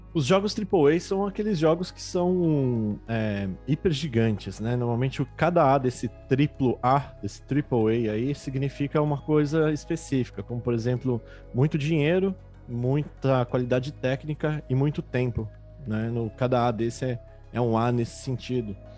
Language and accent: Portuguese; Brazil; como brasileiros